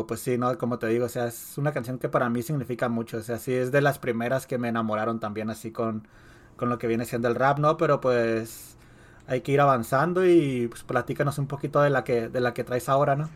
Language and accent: Spanish; Mexico; now in United States; creciendo allá en México